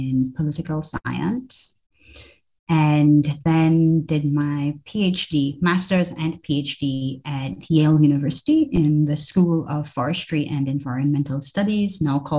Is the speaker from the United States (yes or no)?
no; Trinidad & Tobago; moved away as an adult; also born or lived in St. Vincent and the Grenadines; I grew up in Trinidad and Tobago, as you alluded to, but my dad is from St. Vincent